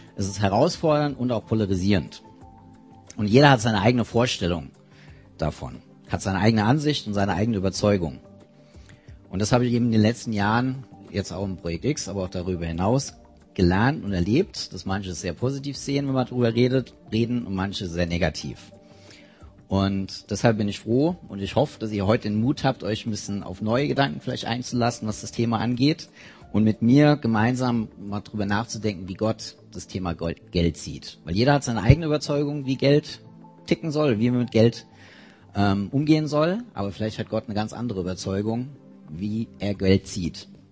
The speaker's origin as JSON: {"language": "German", "area": "near Mainz", "region": "Rhineland-Palatinate", "country": "Germany", "said": "ich komme aus der Nähe von Mainz"}